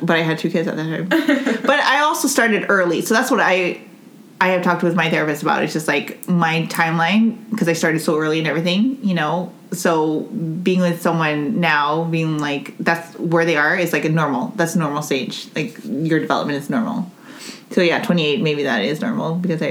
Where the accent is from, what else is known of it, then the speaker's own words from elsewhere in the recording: Northern Mariana Islands; because, like, you know, growing up in Saipan, no one had... I mean, you have an island accent. I don't have one.